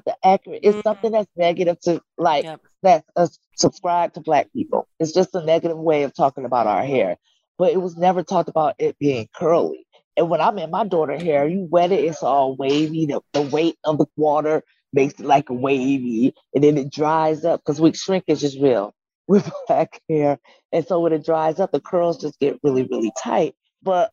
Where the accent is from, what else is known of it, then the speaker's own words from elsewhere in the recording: Detroit, Michigan, United States; growing up in Detroit, where hair was always like a top thing.